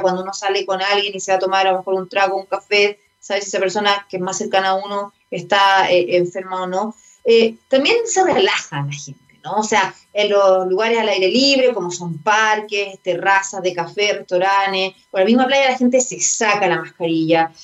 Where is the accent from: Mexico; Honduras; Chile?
Chile; nosotros tener en cuenta como chilenos y chilenas